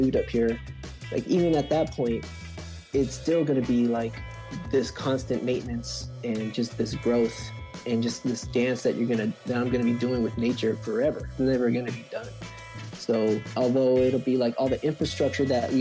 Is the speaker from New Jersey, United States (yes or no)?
no; Long Beach, California, United States; also born or lived in Lakewood; I'm from Long Beach, so I did public school in Long Beach